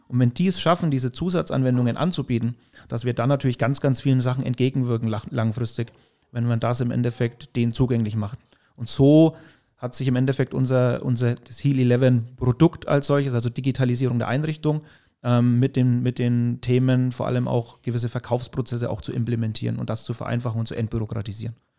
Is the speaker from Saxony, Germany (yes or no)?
no; Mühlhausen, Bavaria, Germany; ich bin in der Nähe von Höchstadt Aisch, Mühlhausen heißt der Ort, aufgewachsen